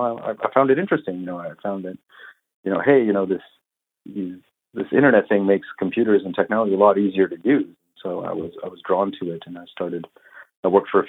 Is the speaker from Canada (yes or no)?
yes; Vancouver, British Columbia, Canada; moved away as an adult; also born or lived in Toronto; I grew up on the West Coast in Vancouver, and then moved over to Toronto in about 2000